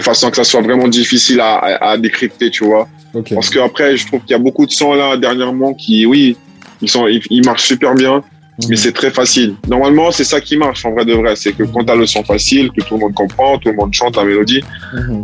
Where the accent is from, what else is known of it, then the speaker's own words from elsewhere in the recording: Italy; moved away; also born or lived in French Guiana; j'ai grandi en Italie